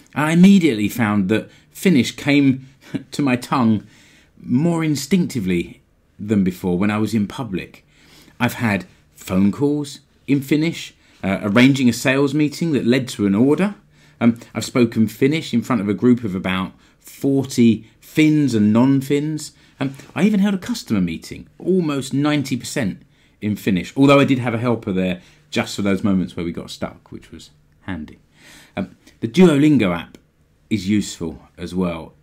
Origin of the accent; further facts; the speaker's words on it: United Kingdom; moved away as an adult; now in Finland; As a Brit, I had the freedom to move to Finland as an E U citizen